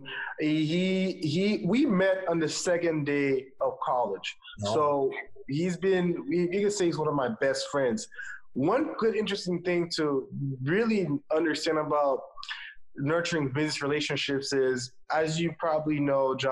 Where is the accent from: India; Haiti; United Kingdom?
Haiti; moved away as an adult; also born or lived in Atlanta, Georgia, United States; I was born and raised in Haiti, small country in the Caribbean. And after spending my first 18 years there, I moved to Atlanta, Georgia